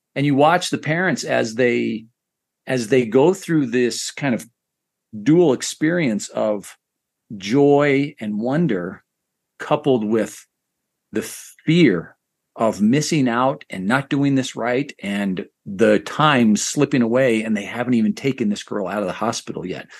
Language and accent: English; Idaho, United States; I grew up in Idaho, so neighborhood equated to ward